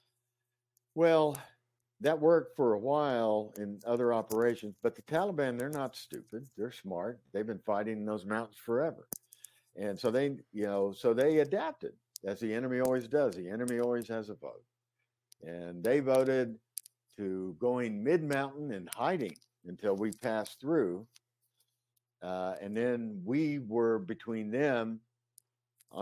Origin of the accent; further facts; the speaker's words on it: Ponca City, Oklahoma, United States; moved away as an adult; also born or lived in Chicago / New York / Los Angeles; I'm from Ponca City, Oklahoma